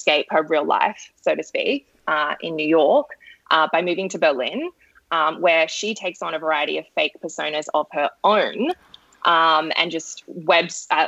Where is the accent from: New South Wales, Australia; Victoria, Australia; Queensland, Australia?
New South Wales, Australia; Sydney; I'm from Sydney